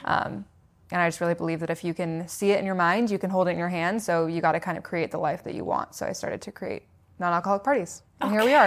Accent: Seattle, Washington, United States; I was born in Seattle, Washington, so West Coast

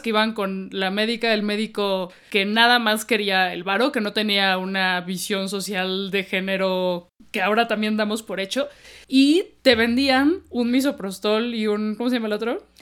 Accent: Mexico City, Mexico; aquí somos chilangas horribles

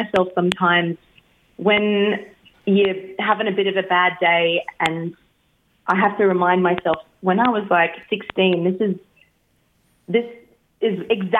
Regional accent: Brisbane, Queensland, Australia; I'm a Brisbane, Brisbane Vegas gal.

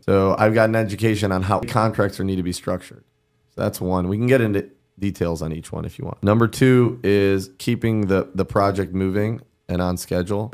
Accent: Cleveland, Ohio, United States; also born or lived in New York City; now in Miami, United States; from, Cleveland, lived in New York City, now live in Miami

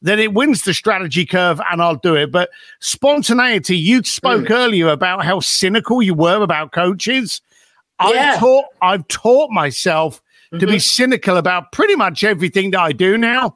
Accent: London, United Kingdom; also born or lived in Reading; I was born just outside London, a place called Reading, famous for Queen Victoria being born there. And then I was raised up in East London.

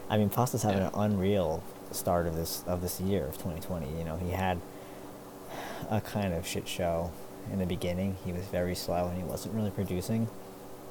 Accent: New Jersey, United States; born and raised in New Jersey

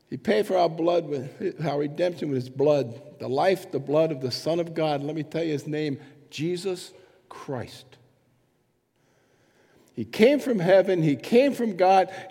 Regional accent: England, United Kingdom; I'm, I'm an English person, sort of.

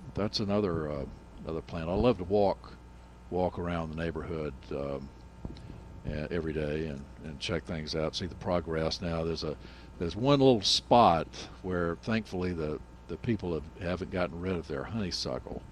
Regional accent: Nashville, Tennessee, United States; friend I grew up with in Nashville

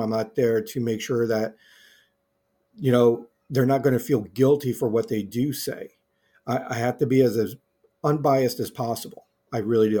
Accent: United States; I'm an American

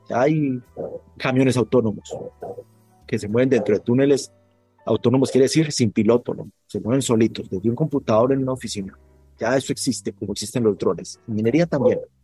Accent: Colombia; moved away as an adult; now in Guatemala; mi país de origen, que es Colombia

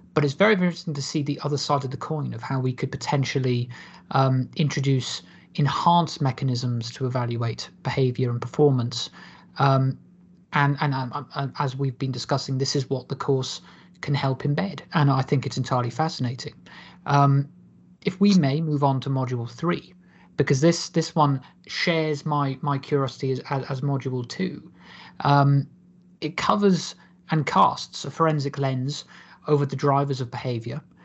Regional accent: Cardiff, Wales, United Kingdom; born and raised in Cardiff

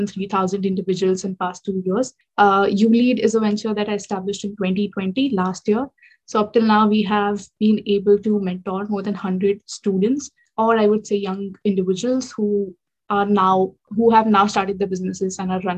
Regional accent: India; moved away as an adult; now in London, United Kingdom; I'm from India, but now based in UK. I'm pursuing my MBA here in the UK, in London

